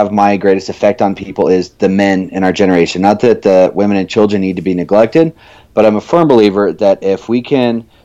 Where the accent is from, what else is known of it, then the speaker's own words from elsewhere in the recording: Evansville, Indiana, United States; also born or lived in Phoenix, Arizona; I considered that I grew up in southern Indiana. When I was 8 years old, my dad's job moved us out to southern Indiana in Evansville